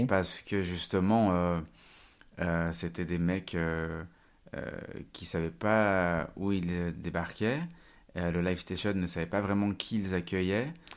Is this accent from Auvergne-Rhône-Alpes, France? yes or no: yes; Rive-de-Gier, Auvergne-Rhône-Alpes, France; now in Lyon, France; Je viens d'une petite ville de la Loire qui s'appelle, euh, Rive de Gier